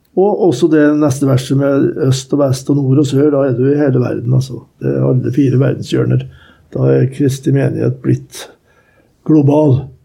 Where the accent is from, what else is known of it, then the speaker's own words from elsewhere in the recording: Norway; jeg er fra Norge